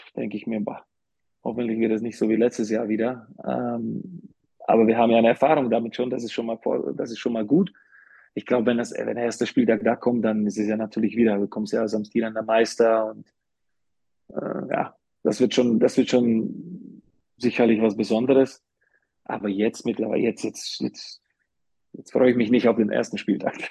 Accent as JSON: {"language": "German", "country": "Slovakia", "also_born_or_lived": "Karlsruhe, Germany / Bamberg, Germany", "moved": "yes", "lives_now": "Ulm, Germany", "said": "ich werde immer als Slowake"}